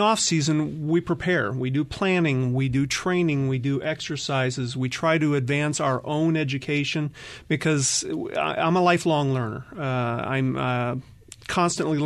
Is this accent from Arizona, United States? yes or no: yes; Phoenix, Arizona, United States; also born or lived in Minneapolis, Minnesota; I am a Valley native for the most part. The first 4 years of my life were spent in Minneapolis, but I don't remember that too much